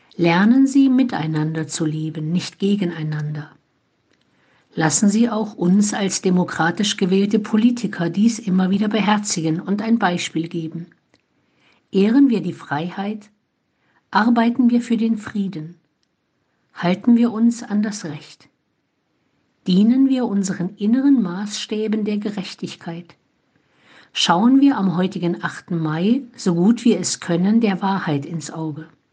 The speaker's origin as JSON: {"language": "German", "country": "Germany", "lives_now": "Olpe, Germany", "said": "hier bei uns in Deutschland"}